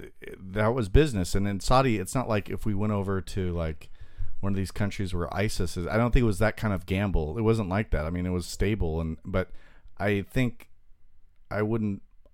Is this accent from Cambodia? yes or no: yes; Cambodia; now in Long Beach, United States; I came from Cambodia.